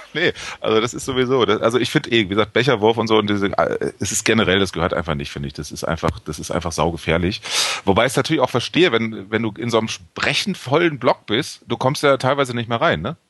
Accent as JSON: {"language": "German", "region": "Hamburg", "country": "Germany", "said": "ich komme aus Hamburg"}